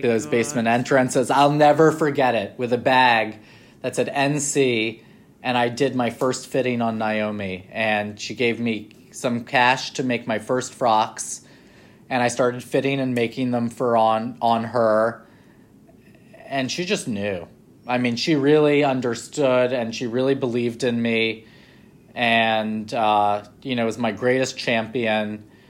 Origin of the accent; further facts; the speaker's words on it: New York, United States; moved away as an adult; also born or lived in London; growing up in New York